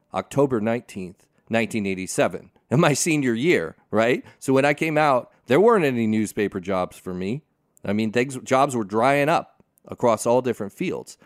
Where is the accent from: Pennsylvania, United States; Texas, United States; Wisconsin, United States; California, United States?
California, United States; Pasadena; I grew up in Pasadena